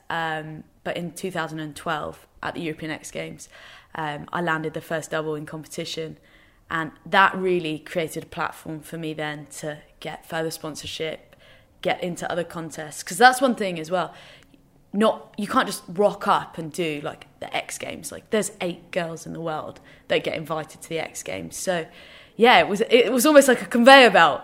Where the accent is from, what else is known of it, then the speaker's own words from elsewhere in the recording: England, United Kingdom; also born or lived in Northern Ireland; now in London, United Kingdom; So we're completely English, but everyone has resided in Northern